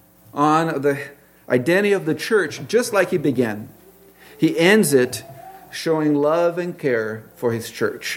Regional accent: Brazil; moved away; I grew up in Brazil

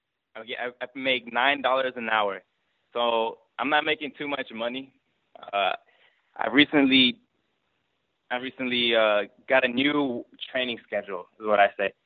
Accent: Georgia, United States; I was born in Georgia. But both my parents came from Mexico.

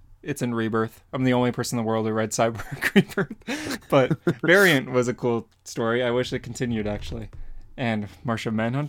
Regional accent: Canada; Tim Horton's donuts are superior, of course, as a Canadian.

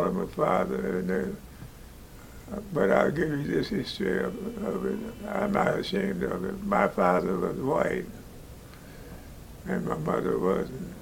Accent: St. Louis, Missouri, United States; born in St. Louis

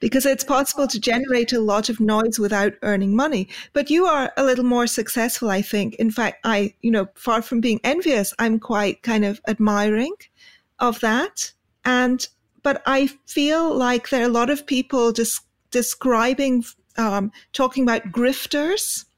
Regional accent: United Kingdom; being British

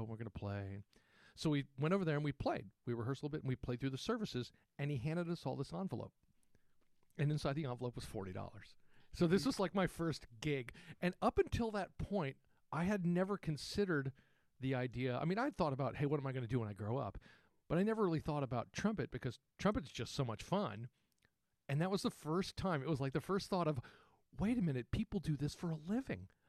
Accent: San Antonio, Texas, United States; I grew up in Texas

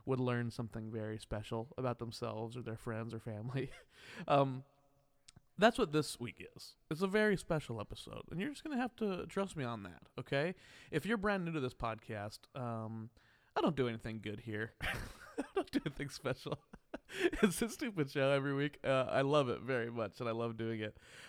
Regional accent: Wichita, Kansas, United States; moved away; my hometown of Wichita, Kansas

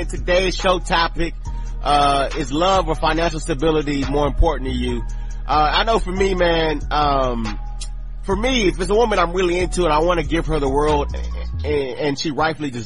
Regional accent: Texas, United States; my home state of Texas

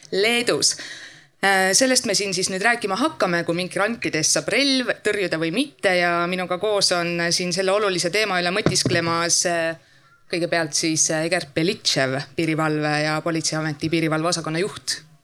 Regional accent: Piusa river area, Võru County, Estonia; sealt minu kodukandist Piusa jõest

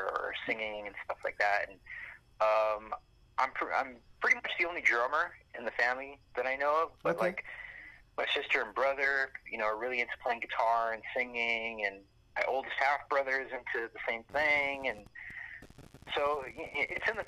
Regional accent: Los Angeles, California, United States; I come from Los Angeles near downtown. So I was born and then spent a couple years in a place called Echo Park.

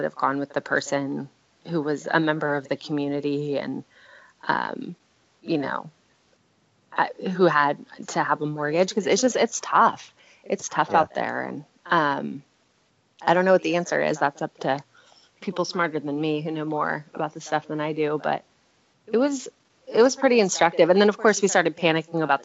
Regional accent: California, United States; I have a tremendous amount of pride about being a Californian. You know, my family came here in the 1700s

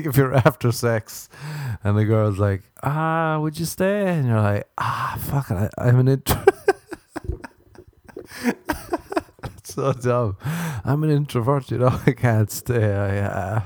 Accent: Ireland; I'm Irish

